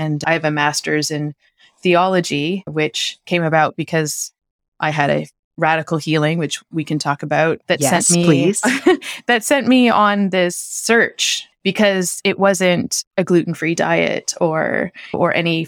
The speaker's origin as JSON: {"language": "English", "country": "Canada", "moved": "as an adult", "said": "I moved from Canada, right? So it wasn't like I just hopped over from Florida. Like, this was a big shift. So we left winter, essentially."}